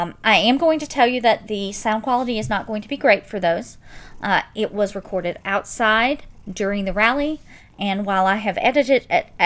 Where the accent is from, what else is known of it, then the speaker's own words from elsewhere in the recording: Pamplico, South Carolina, United States; I grew up in Florence County, specifically District 2. I attended Hannah Pamplico High School